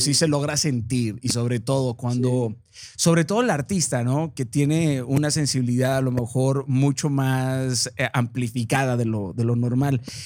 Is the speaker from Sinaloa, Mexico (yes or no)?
yes; Mazatlán, Sinaloa, Mexico; Yo soy de Mazatlán